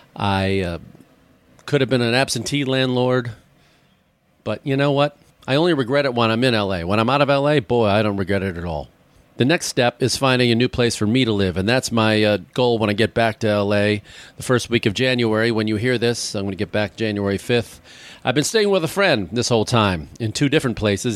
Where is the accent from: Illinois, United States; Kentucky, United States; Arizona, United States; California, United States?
Illinois, United States; Chicago; moved away; I grew up there, my hometown